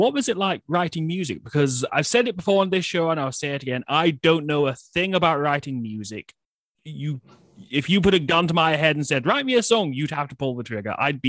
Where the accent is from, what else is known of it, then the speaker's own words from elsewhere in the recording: Scotland, United Kingdom; born and bred in Scotland, lived here my whole life